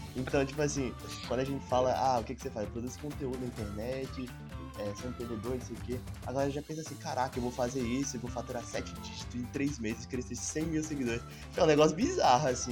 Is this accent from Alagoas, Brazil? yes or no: yes; Alagoas, Brazil; moved away as an adult; now in Tocantins, Brazil; moro no Tocantins, faço faculdade aqui no Tocantins, mas sou de Alagoas, vim pra cá só pra fazer faculdade